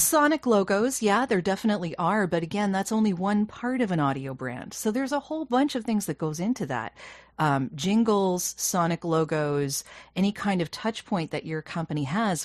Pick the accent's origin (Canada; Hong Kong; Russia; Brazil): Canada; I'm Canadian